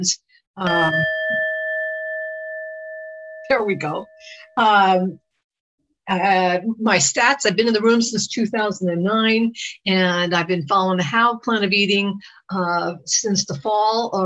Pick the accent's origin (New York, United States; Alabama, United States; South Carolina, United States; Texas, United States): New York, United States; I'm born and raised in New York